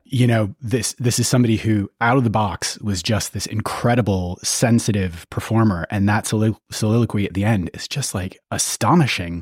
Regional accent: United States; I grew up in the States and started going to the U K when, you know, as a, a teenager

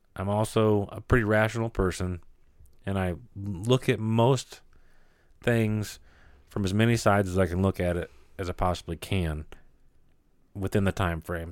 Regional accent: United States; we as Americans

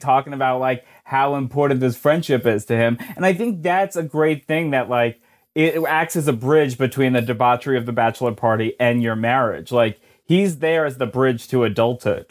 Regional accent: New Jersey, United States; I am from New Jersey

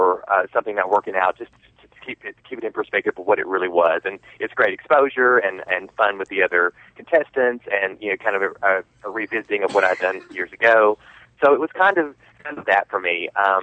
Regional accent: the South, United States; we're both from the South. We're both from the South. Real long syllables, really long phrases, that kind of stuff.

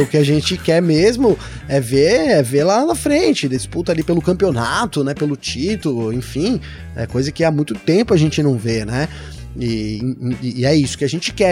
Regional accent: São Bernardo do Campo, São Paulo, Brazil; é minha terra

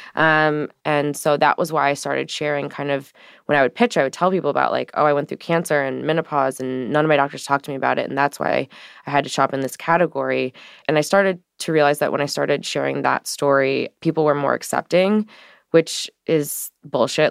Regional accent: St. Louis, Missouri, United States; I come from Saint Louis, Missouri, so I grew up in an environment

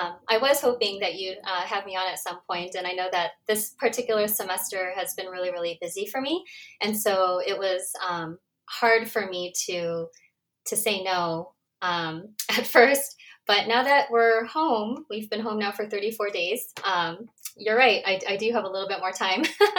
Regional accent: Cerritos, California, United States; also born or lived in South Korea; I was born in Korea, but I came shortly after my 100 days birthday. So I was about 4 months old. And then I was raised in Cerritos my whole life.

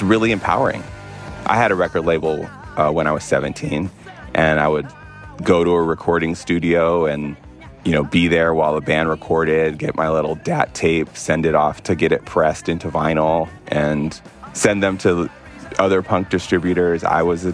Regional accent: Barstow, Victorville, Apple Valley, California, United States; also born or lived in New York; I moved from New York when I was like 4 or 5 to a series of small towns. These are Barstow, Victorville, Apple Valley

